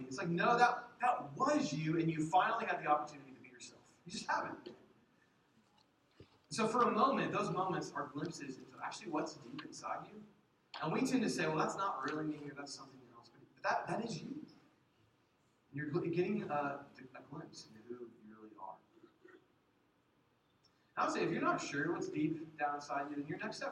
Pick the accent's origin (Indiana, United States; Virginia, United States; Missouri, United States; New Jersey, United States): Indiana, United States; now in Kansas, United States; I'm from Indiana